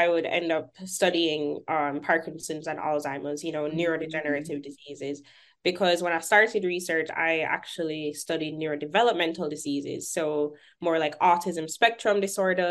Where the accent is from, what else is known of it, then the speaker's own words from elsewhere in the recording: Jamaica; moved away as an adult; also born or lived in Kingston, Jamaica; now in Birmingham, United States; I'm Jamaican. I'm not from here